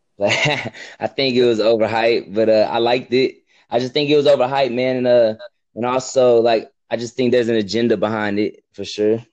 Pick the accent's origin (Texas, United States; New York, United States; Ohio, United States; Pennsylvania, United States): Texas, United States; I'm from America. I'm from like Texas